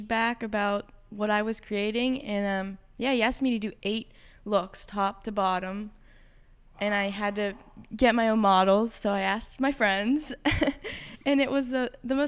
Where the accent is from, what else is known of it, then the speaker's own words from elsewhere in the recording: Lower Burrell, Pennsylvania, United States; also born or lived in New York; now in Pittsburgh, United States; growing up in Lower Borough